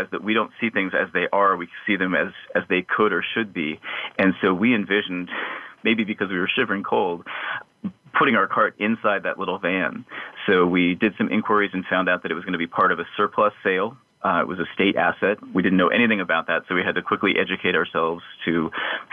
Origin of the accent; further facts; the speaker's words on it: the Rockies, Rocky Mountains, United States; now in Austin, United States; we love growing up in the Rockies